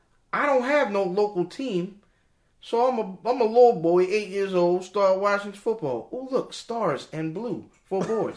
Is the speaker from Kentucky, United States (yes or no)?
no; Anne Arundel County, Maryland, United States; I am from Anne Arundel County.